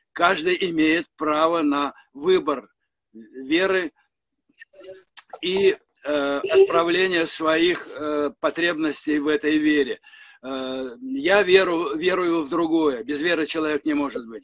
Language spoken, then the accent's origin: Russian; Saint Petersburg, Russia; моя малая родина – это Ленинград